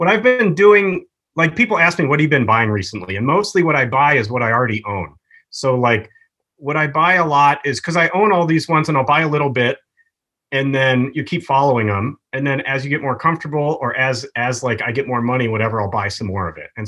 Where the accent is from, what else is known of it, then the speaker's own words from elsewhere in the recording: Wisconsin, United States; I grew up in Wisconsin